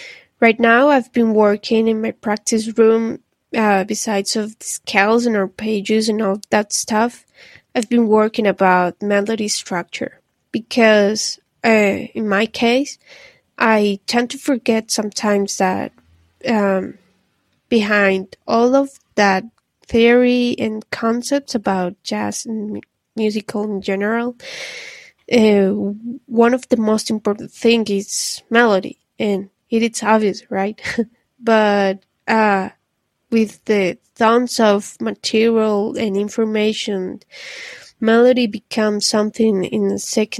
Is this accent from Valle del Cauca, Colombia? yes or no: no; Medellin, Antioquia, Colombia; I'm from Medellin, Colombia. Greetings from here.